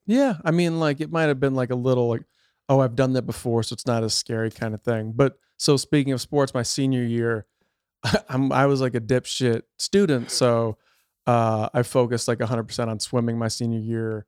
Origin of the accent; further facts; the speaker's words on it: outside Chicago, Illinois, United States; moved away as an adult; now in California, United States; I grew up outside Chicago